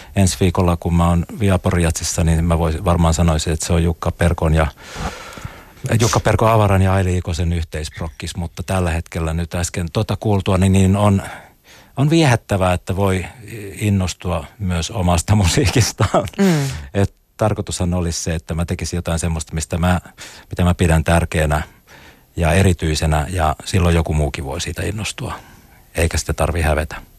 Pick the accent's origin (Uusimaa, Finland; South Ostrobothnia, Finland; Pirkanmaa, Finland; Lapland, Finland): Uusimaa, Finland; Espoo; kasvoin Tapiolassa Espoon musiikkiopiston viitekehyksessä